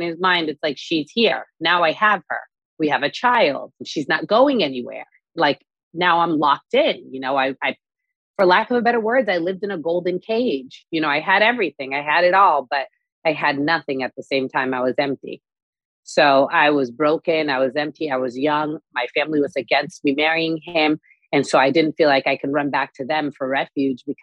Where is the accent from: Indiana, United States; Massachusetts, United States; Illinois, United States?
Massachusetts, United States; Newton; moved away as an adult; also born or lived in Boston; now in Dubai, United Arab Emirates; I grew up in Newton, Massachusetts